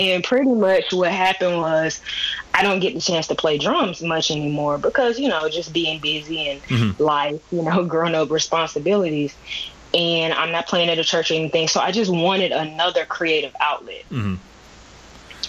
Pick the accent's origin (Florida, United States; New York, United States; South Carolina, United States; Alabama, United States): Alabama, United States; Birmingham; moved away as an adult; now in Atlanta, United States; I'm from Birmingham, Alabama. I currently live in Atlanta, Georgia